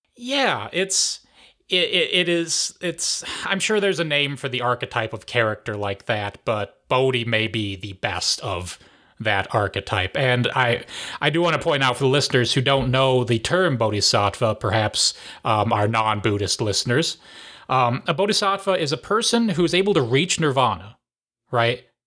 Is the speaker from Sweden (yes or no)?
no; Ohio, United States; gotta represent my home state